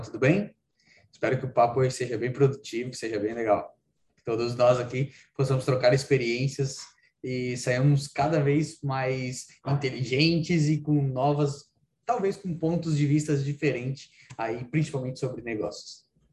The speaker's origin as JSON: {"language": "Portuguese", "town": "Praia Grande", "region": "Santa Catarina", "country": "Brazil", "said": "eu sou de Praia Grande, cidadezinha lá do interior, aqui do interior, né, na divisa com o Rio Grande do Sul"}